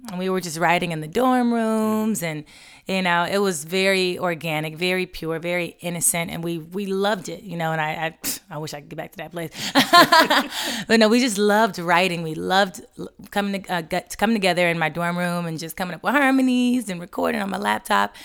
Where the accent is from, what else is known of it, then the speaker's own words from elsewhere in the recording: Los Angeles, California, United States; moved away as an adult; also born or lived in Atlanta; took me back out to L A, my hometown